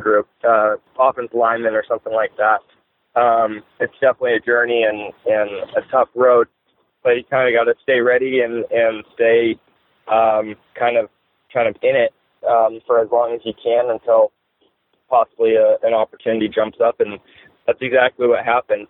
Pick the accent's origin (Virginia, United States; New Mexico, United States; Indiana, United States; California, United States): California, United States; Southern; moved away as an adult; also born or lived in Worcester, Massachusetts / Louisiana; I grew up in Southern California